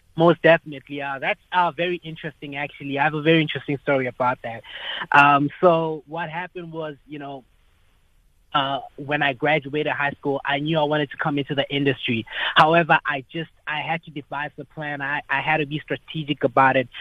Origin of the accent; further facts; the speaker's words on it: Polokwane, Limpopo, South Africa; also born or lived in Johannesburg; in the north where I grew up in Polokwane, which is where I grew up